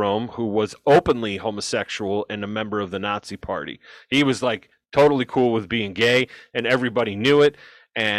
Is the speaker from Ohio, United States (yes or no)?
yes; Ohio, United States; I'm from Ohio